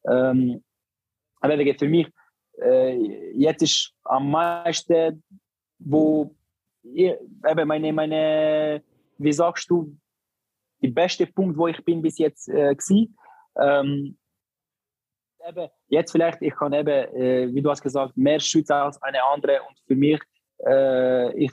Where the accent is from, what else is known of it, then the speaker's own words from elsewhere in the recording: Barcelona, Catalonia, Spain; German is a second language; ich bin in Barcelona aufgewachsen